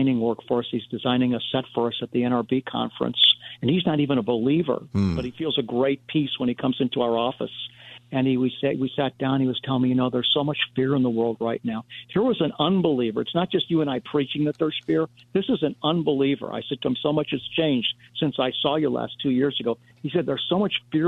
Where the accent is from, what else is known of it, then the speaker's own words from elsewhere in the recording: United States; as an American